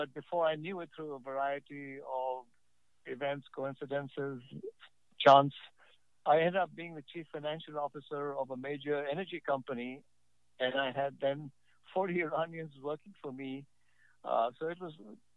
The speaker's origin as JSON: {"language": "English", "town": "New Delhi", "region": "Delhi", "country": "India", "tie": "born or raised there", "also_born_or_lived": "Lucknow, India"}